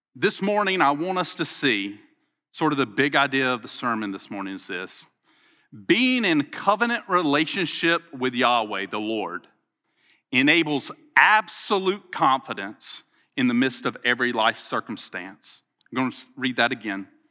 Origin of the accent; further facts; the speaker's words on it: Alabama, United States; I'm from Alabama